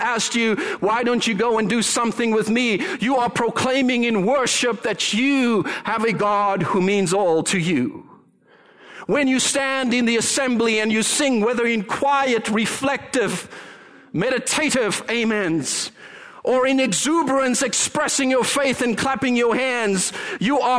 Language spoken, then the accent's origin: English; Canada; we as Canadians, and yes, I include myself in that because I am so Canadian.